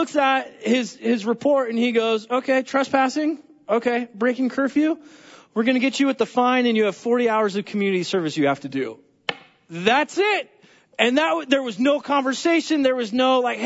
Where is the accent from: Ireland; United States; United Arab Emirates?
United States; California; I'm from California